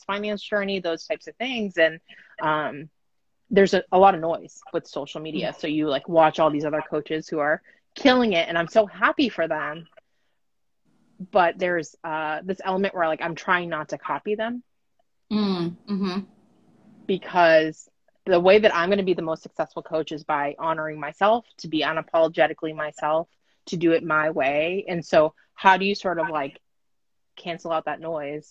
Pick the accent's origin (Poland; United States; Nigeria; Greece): United States; I'm Japanese American